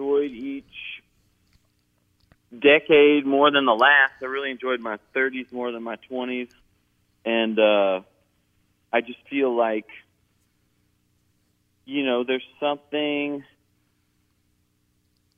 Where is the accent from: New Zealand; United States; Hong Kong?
United States; Kentucky; moved away; I'm not really from the South. Kentucky is kind of in the middle.